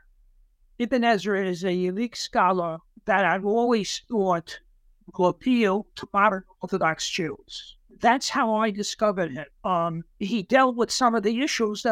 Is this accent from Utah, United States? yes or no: no; New York City, New York, United States; also born or lived in Savannah, Georgia; I grew up in Brooklyn, New York